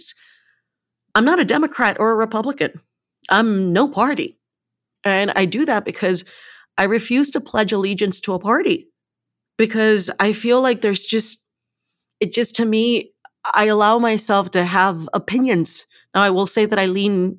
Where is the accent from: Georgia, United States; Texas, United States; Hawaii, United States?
Texas, United States; moved away; when I left Texas, when I left my hometown area